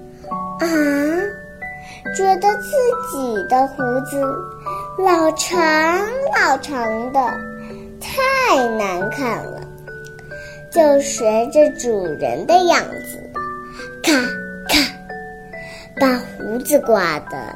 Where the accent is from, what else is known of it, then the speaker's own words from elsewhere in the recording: Hong Kong; ，今年四岁，我来自于香港。